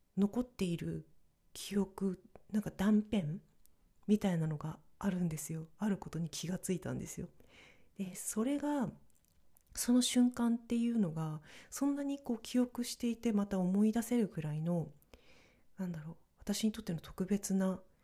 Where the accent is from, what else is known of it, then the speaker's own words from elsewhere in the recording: northern Japan, Japan; moved away; 北国の出身だからというのもあるのか